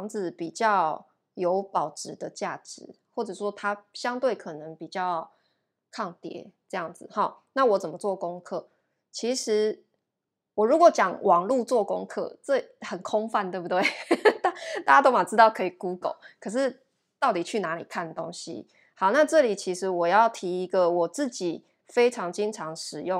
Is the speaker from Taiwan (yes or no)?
yes; Taipei, Taiwan; 我们台北人也是这个感觉啊，台北人也没有觉得台北市的房价我们薪水可以负担啊